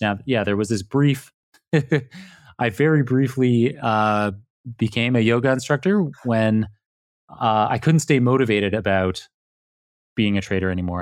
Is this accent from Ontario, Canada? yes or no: yes; Toronto, Ontario, Canada; moved away; I am Canadian originally, yeah. I was born in downtown Toronto